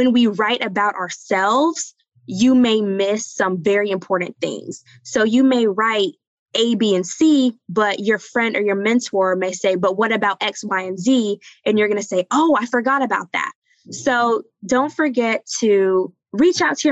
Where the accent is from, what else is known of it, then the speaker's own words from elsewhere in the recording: the South, United States; moved away as an adult; I grew up in the South.